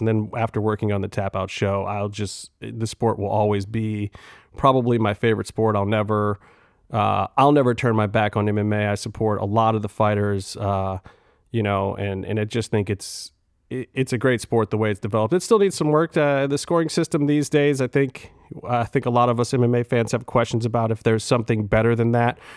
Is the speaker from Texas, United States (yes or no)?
no; Cleveland, Ohio, United States; I'm from Cleveland